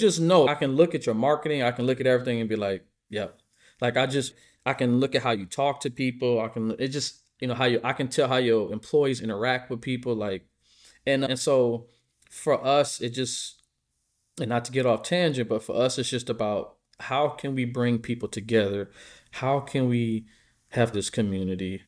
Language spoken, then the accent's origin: English; Midwest, United States; I'm from the Midwest, so we're very blue-collar people